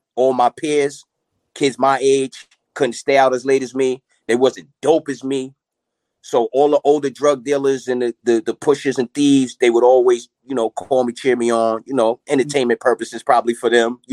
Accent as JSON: {"language": "English", "town": "Mount Vernon", "region": "New York", "country": "United States", "tie": "born or raised there", "also_born_or_lived": "Yonkers", "said": "I'm originally from Money Earning Mount Vernon."}